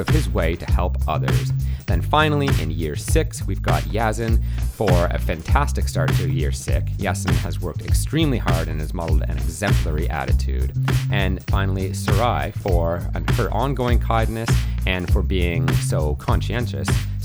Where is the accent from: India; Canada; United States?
Canada; moved away; As a Canadian